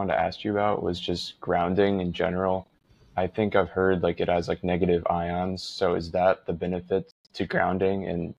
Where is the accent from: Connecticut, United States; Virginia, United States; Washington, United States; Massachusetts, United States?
Connecticut, United States; moved away; where I grew up in Connecticut